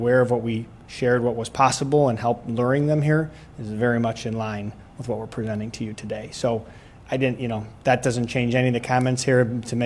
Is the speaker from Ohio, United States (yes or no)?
yes; Brecksville, Ohio, United States; I'm from Brecksville